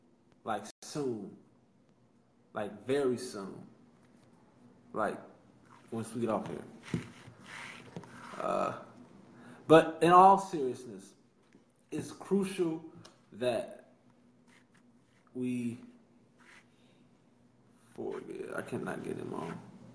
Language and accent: English; Chicago, Illinois, United States; now in Washington, United States; I am from Chicago, Illinois. I am currently in D.C. attending the illustrious, I think that's a good word, the illustrious Howard University.